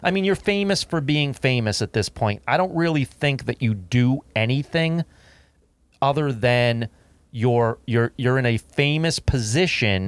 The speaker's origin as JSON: {"language": "English", "country": "United States", "said": "as an American citizen"}